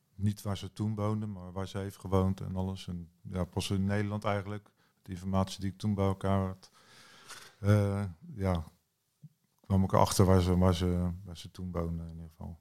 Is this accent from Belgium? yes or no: no; New Zealand; ik ben geboren in Nieuw-Zeeland